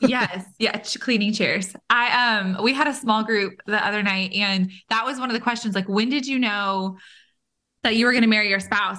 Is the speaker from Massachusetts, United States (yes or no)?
no; Bay Area, California, United States; moved away; I am from California as well and from the Bay Area, so not far from Monterey